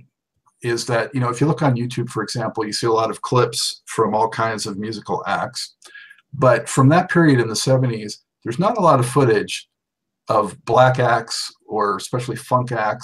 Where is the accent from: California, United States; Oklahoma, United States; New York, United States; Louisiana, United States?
California, United States; Los Angeles; I grew up in Los Angeles